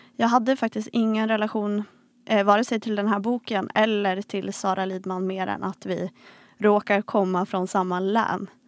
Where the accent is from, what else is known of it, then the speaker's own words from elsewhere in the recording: Vilhelmina, Västerbotten County, Sweden; moved away; jag kommer från Vilhelmina.